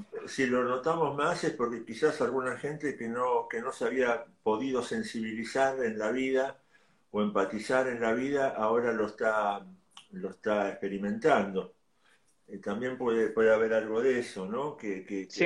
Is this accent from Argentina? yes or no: yes; Ciudad Evita, Buenos Aires Province, Argentina; yo soy de Ciudad de Vita.